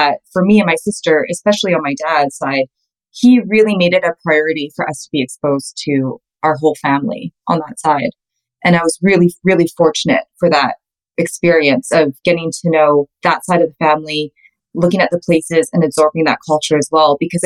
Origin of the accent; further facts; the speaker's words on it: Calgary, Alberta, Canada; I'm Canadian. I'm born and raised in Calgary